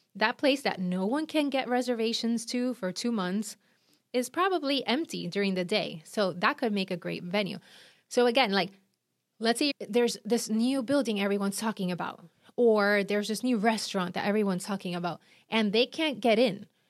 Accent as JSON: {"language": "English", "country": "Puerto Rico", "accent": "Puerto Rican", "moved": "yes", "lives_now": "Miami, United States", "said": "I'm from Puerto Rico, and I live in Miami"}